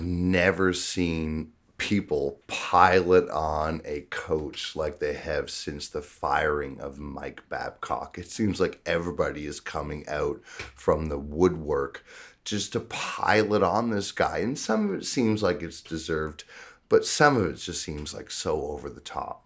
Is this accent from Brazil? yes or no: no; Canada; being a Canadian